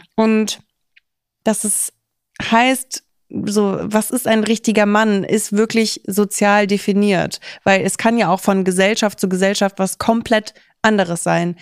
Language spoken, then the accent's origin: German; Kaiserslautern, Rhineland-Palatinate, Germany; now in Berlin, Germany; in Kaiserslautern, wo ich herkomme